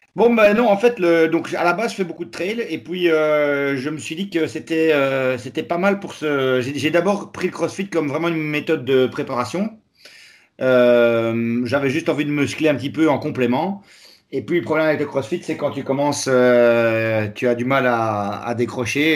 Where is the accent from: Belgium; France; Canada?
Belgium; Charleroi, Wallonia; je suis belge de la région de Charleroi